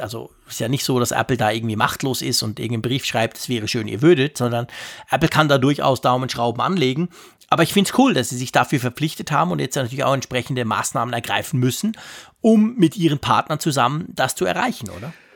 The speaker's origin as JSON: {"language": "German", "country": "Switzerland", "said": "bei uns in der Schweiz"}